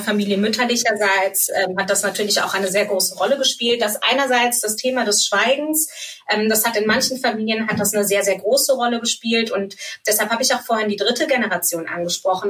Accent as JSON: {"language": "German", "country": "Germany", "tie": "born or raised there", "also_born_or_lived": "Frankfurt / Munich", "said": "Ich bin in Deutschland geboren und ähm, habe auch hier eigentlich fast mein ganzes Leben gelebt."}